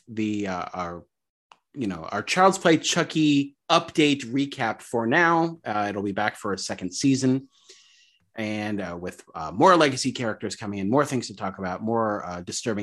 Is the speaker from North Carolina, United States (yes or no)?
no; New York, United States; growing up in New York